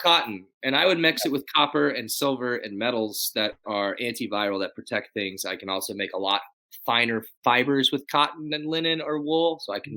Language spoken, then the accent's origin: English; Dallas, Texas, United States; now in Austin, United States; I grew up in Dallas.